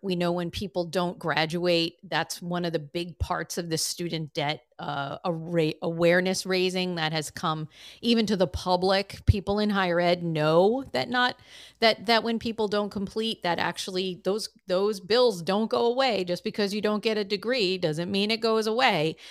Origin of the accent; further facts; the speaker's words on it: Massachusetts, United States; my home state of Massachusetts